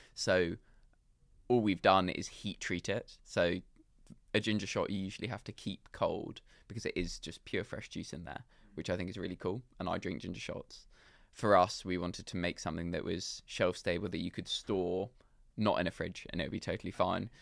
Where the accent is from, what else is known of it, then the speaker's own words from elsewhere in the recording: London, United Kingdom; I grew up in London